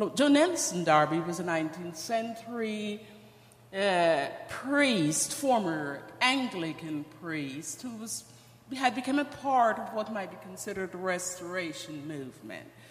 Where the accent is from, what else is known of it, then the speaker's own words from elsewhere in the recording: Georgetown, Guyana; moved away; also born or lived in Ogle Estate, Guyana; I am from Guyana. I was born in a little town in Guyana. It's called Ogle Estate